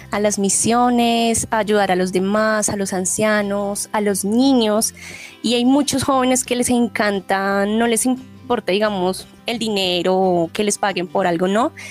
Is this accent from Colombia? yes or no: yes; Bogotá, Colombia; yo soy de la ciudad de Bogotá, tengo 24 años